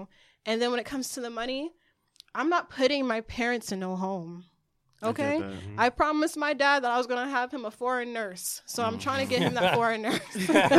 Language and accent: English; Newark, New Jersey, United States; I grew up in Newark. And a lot of kids there, I'm going to say, I was a tomboy, I used to skateboard.